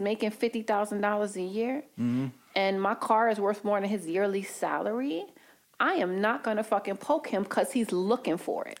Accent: New York City, New York, United States; I grew up in Harlem with the 30th precinct

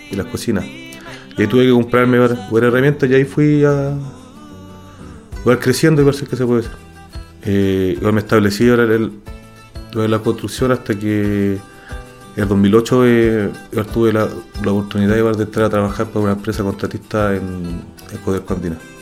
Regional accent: Santiago, Santiago Metropolitan Region, Chile; Soy nacido y criado en Santiago, en la comuna de Los Pejos

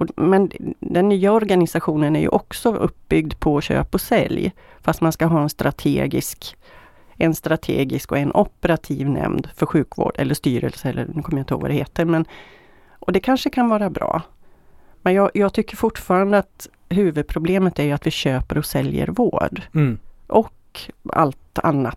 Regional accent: Sollefteå, Västernorrland County, Sweden; now in Västra Götaland, Sweden; Jag kommer från Sollefteå från början.

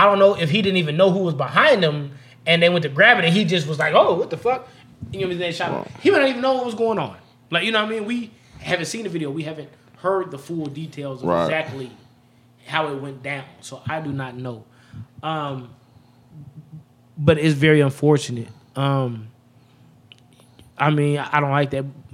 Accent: Las Vegas, Nevada, United States; I ain't from Cali, but I'm from the West Coast, man. I'm from Las Vegas

